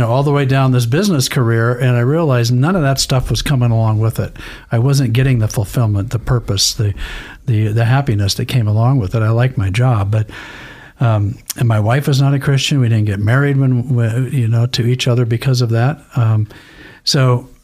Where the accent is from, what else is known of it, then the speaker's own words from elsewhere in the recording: Idaho, United States; I grew up in Idaho.